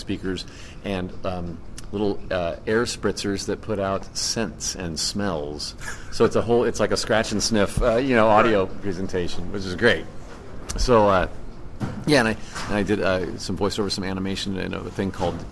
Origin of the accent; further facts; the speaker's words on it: Indiana, United States; moved away; my home state of Indiana